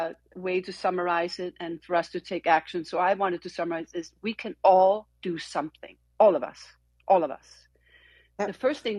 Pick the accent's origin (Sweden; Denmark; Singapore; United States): Denmark; Copenhagen, Capital Region of Denmark; moved away; I was born and raised in Copenhagen